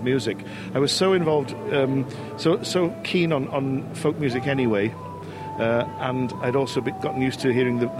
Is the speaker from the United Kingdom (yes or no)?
yes; Liverpool, North West England, United Kingdom; also born or lived in Anglesey / North Wales; I was born in Liverpool as part of the Welsh community there. Mum and Dad were both from Anglesey